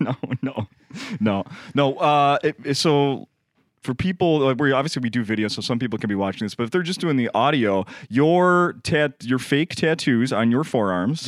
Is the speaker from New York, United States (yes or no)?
no; Saint Paul, Minnesota, United States; the guys I grew up with in Saint Paul